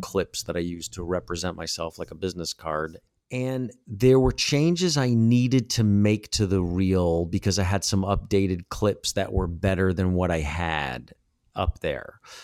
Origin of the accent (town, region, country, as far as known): United States; now in Los Angeles, United States